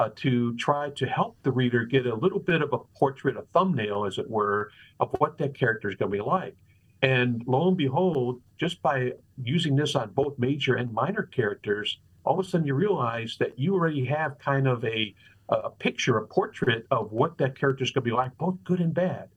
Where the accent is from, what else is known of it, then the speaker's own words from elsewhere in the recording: Chicago, Illinois, United States; also born or lived in La Grange, Illinois; Chicago is where I grew up